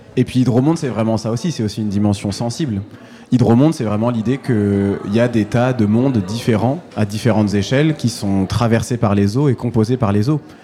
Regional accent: Manche, Normandy, France; je suis, je suis, originaire de la Manche, donc euh, je, je suis normand

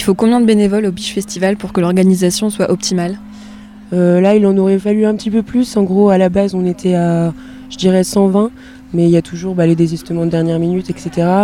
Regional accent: Brittany, France; je suis bretonne, donc je travaille surtout en Bretagne

